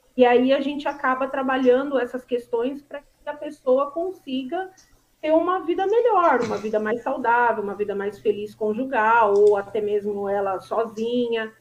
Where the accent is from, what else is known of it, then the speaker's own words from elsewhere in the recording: São Bernardo do Campo, São Paulo, Brazil; Eu sou de São Bernardo do Campo